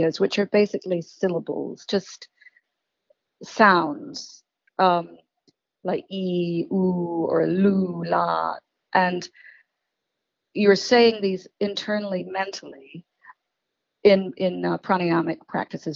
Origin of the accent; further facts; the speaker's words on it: Scotland, United Kingdom; the bagpipe drone, which is what I grew up with in Scotland